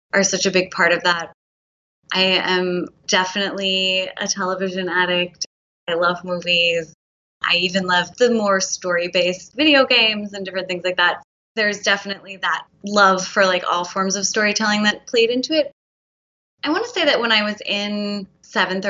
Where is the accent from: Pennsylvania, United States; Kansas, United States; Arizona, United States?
Pennsylvania, United States; outside of Philadelphia; I grew up outside of Philadelphia